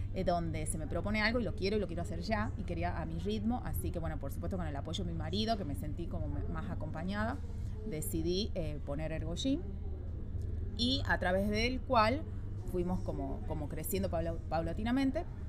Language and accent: Spanish; San Miguel de Tucumán, Tucumán, Argentina; moved away as an adult; now in Santiago, Chile; Tucumán, Argentina, mi ciudad de origen